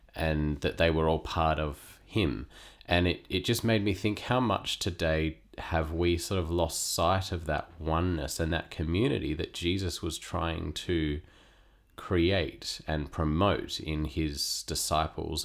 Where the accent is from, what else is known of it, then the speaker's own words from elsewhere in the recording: Perth, Western Australia, Australia; moved away as an adult; now in Sydney, Australia; I was born and raised in Western Australia